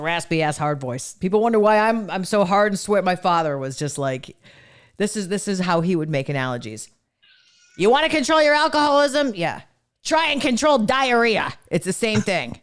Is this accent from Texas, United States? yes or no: no; Cleveland, Ohio, United States; where I grew up in Cleveland